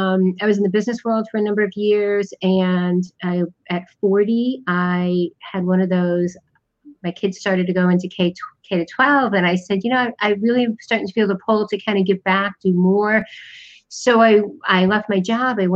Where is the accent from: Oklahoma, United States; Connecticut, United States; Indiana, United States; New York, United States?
Connecticut, United States; moved away as an adult; I was born in the United States in the Northeast in Connecticut.